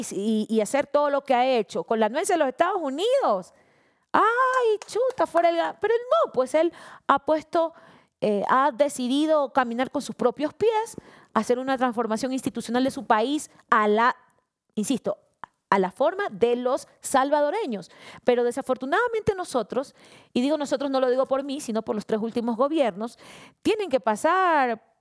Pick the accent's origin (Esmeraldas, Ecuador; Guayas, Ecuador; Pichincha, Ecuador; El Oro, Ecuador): Esmeraldas, Ecuador; Yo no soy buquelista, yo soy ecuatoriana, ñaño esmeraldeña.